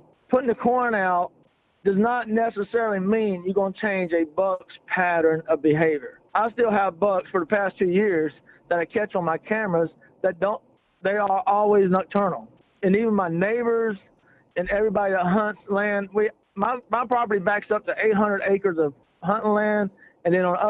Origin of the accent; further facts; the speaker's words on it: Lee County, Alabama, United States; now in Milton, Florida, United States; I'm originally from Lee County, Alabama, but retired military, and I'm living in Milton, Florida area for the past 20 years.